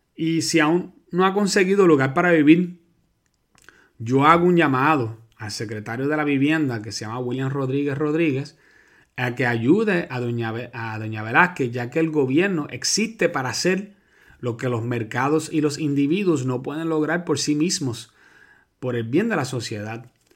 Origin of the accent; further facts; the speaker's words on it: Puerto Rico; los puertorriqueños somos ciudadanos americanos